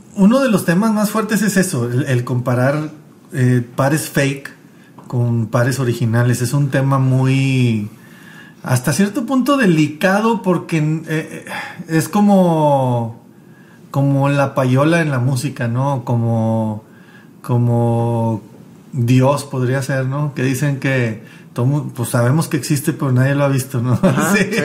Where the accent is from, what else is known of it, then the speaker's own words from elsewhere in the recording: Mexico; vengo de México